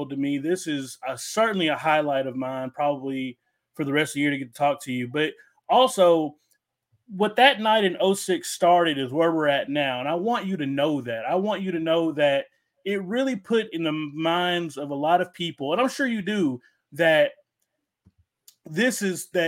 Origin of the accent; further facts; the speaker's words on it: Arkansas, United States; growing up in Arkansas for me and being a big Jeff Gordon kid